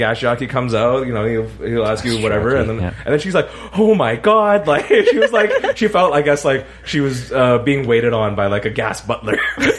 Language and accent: English; Canada; We're Canadian.